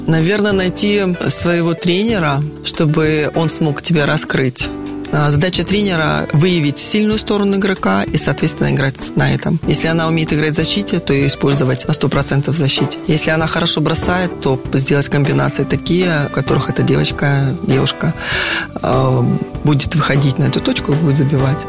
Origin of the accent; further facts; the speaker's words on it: Minsk, Belarus; moved away as an adult; also born or lived in Moscow, Russia / Poland; now in Rostov-on-Don, Russia; я из Беларуси, из Минска, у нас все культурено